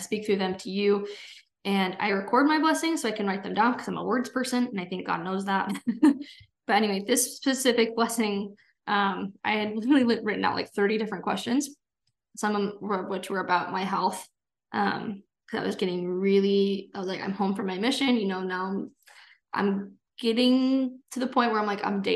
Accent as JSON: {"language": "English", "region": "California", "country": "United States", "moved": "as an adult", "lives_now": "Utah, United States", "said": "I'm originally from California"}